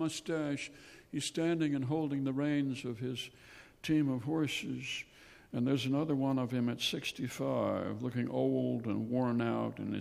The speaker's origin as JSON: {"language": "English", "town": "Anoka", "region": "Minnesota", "country": "United States", "tie": "born or raised there", "said": "growing up in Anoka, which was fast becoming a suburb of Minneapolis"}